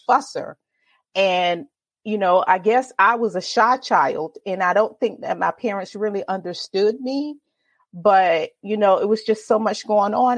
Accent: Virginia Beach, Virginia, United States; Born and raised in Virginia Beach, Virginia. I've been here all my life

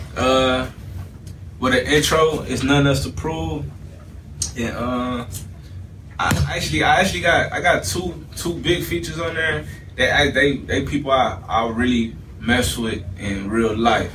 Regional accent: Cleveland, Ohio, United States; I'm from East 55th in Cleveland, Ohio

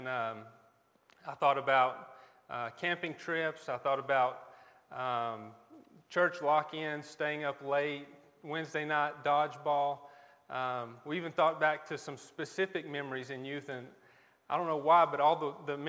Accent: Leicester, North Carolina, United States; also born or lived in Raleigh, North Carolina; we're Buncombe County natives. We grew up in Lester, both me and my wife.

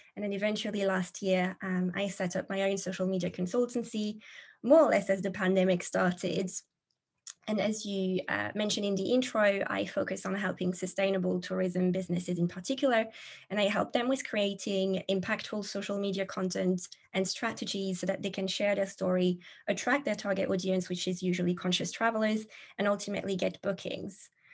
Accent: France; moved away as an adult; now in England, United Kingdom; I'm originally from France, but like you mentioned, living in England, it's been about a decade or so now living the expat life.

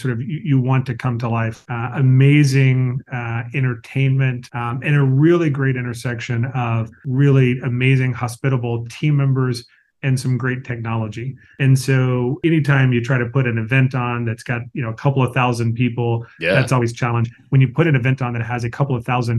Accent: the South, United States; I grew up in the South

